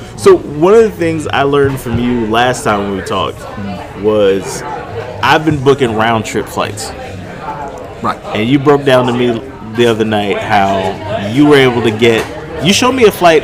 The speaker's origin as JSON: {"language": "English", "town": "Albany", "region": "New York", "country": "United States", "tie": "born or raised there", "also_born_or_lived": "Brooklyn, New York / Bronx, New York / Florida", "moved": "yes", "said": "I was born upstate in Albany, but then I lived in Brooklyn um, oh, for a little while. We lived in the Bronx for a little while"}